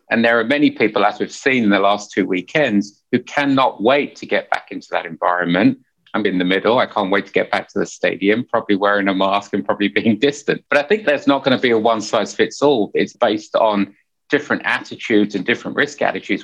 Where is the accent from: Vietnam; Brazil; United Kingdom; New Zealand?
United Kingdom; Hertfordshire, East of England; moved away as an adult; also born or lived in Finsbury Park, London / Essex / Nottingham; now in United States; I was born in Finsbury Park, North London, Indian parents, first generation Indian, two sisters. And then we moved out, like every good family, we moved out to the suburbs in Hertfordshire